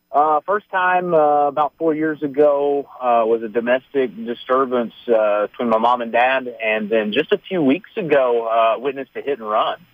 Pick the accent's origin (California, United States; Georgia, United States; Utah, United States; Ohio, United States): Georgia, United States; Ellijay; I'm originally from Ellijay